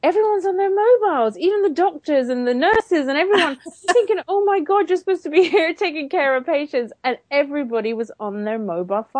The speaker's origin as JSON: {"language": "English", "country": "Ireland", "tie": "born or raised there", "also_born_or_lived": "London, United Kingdom", "moved": "yes", "lives_now": "United Kingdom", "said": "I grew up in Ireland."}